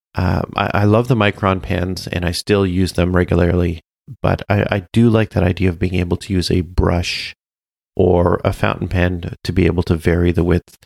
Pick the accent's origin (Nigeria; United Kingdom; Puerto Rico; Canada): Canada; I'm Canadian